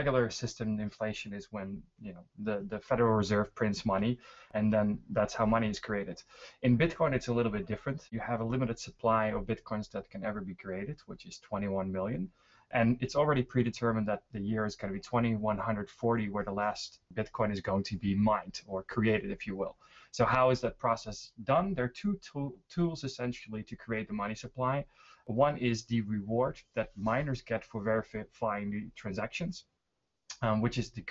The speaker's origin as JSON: {"language": "English", "country": "Netherlands", "moved": "yes", "lives_now": "Stockholm, Sweden", "said": "I am originally from the Netherlands, living in Sweden, Stockholm"}